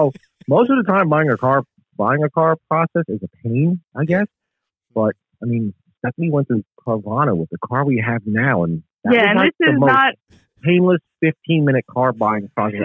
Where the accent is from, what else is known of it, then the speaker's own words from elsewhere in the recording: New York City, New York, United States; moved away as an adult; now in South Carolina, United States; And I grew up in the Bronx in New York.